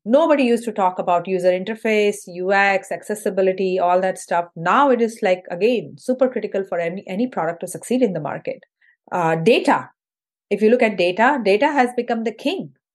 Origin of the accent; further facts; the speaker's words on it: Indore, Madhya Pradesh, India; moved away as an adult; also born or lived in Mumbai, India; now in United States; So I'm originally from India, from a city called Indore, which is in the central part of India. And uh, I did my high school and undergrad in engineering from Indore